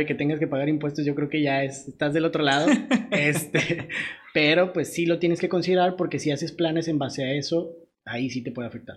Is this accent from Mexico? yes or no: yes; Mexico; nosotros en México